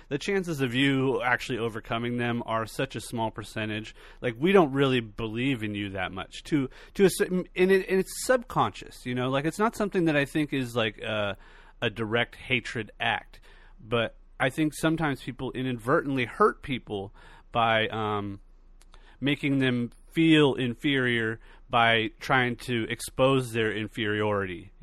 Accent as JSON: {"language": "English", "region": "California", "country": "United States", "tie": "born or raised there", "said": "I was born and raised in California"}